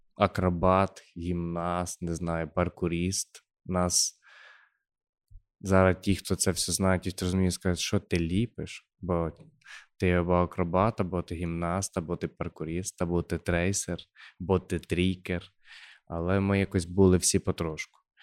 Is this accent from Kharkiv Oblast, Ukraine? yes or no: no; Khmelnytskyi Oblast, Ukraine; accent: surzhyk; А ми з Хмельницького. Ми говоримо з суржиком все життя. Жив в селі, народився в селі